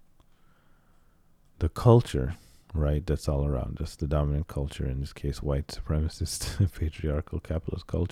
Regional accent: United States; also born or lived in Cairo, Egypt; my quote unquote native language because I grew up in the United States

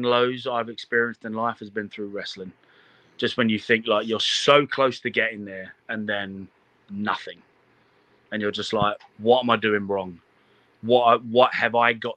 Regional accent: London, United Kingdom; moved away as an adult; now in United States; I'm a kid from London. I've got the opportunity to move to America

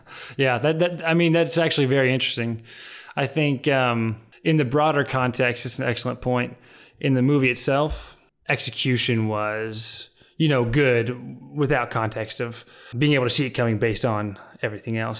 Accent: Fayetteville, Arkansas, United States; moved away; my hometown of Fayetteville, Arkansas

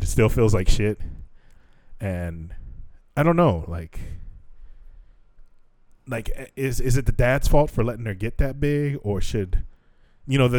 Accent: United States; we're from America

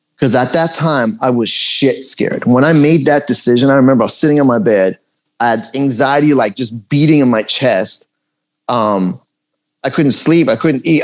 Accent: Los Angeles, California, United States; English is a second language; also born or lived in Tehran, Iran / England; I was raised here. Is, is an area, Canoga Park

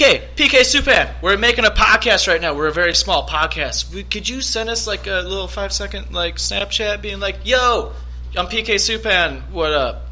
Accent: St. Louis, Missouri, United States; We're from St. Louis, too

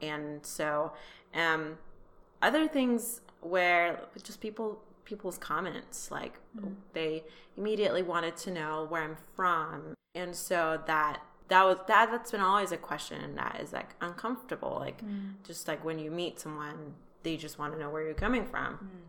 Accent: Tehran, Tehran Province, Iran; moved away as an adult; also born or lived in Kansas, United States; now in California, United States; I'm from Iran. I was born and raised in Tehran, Iran, and I moved to the United States when I was 18. We first moved to Kansas with my family. Now I live in California, and I'm an engineer.

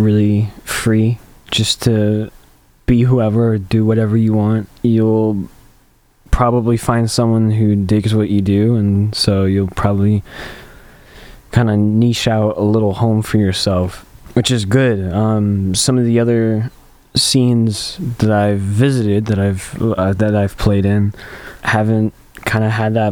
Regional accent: Champaign, Illinois, United States; it's my hometown

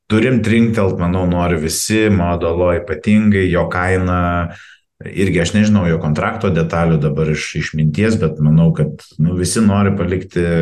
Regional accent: Lithuania

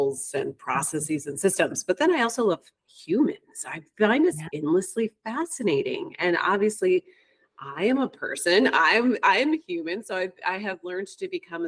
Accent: Ann Arbor, Michigan, United States; also born or lived in Spain / Colorado / Hawaii / New York City; now in New York, United States; I grew up in Ann Arbor, Michigan

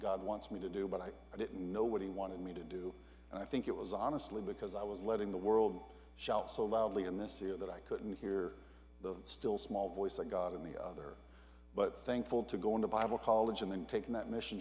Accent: Texas, United States; I was born and raised in Texas

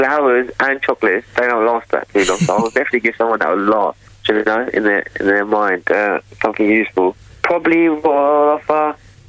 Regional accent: London, United Kingdom; I'm from North London, obviously. Been living here for about 38 years.

